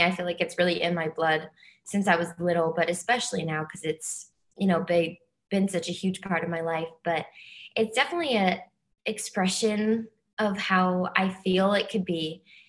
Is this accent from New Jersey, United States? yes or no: yes; New Jersey, United States; I'm from New Jersey. So yeah, okay. Yeah, like tri-state area, very close.